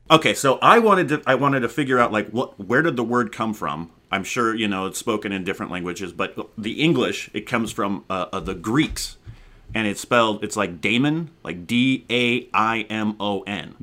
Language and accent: English; Arizona, United States; now in California, United States; I grew up out in Arizona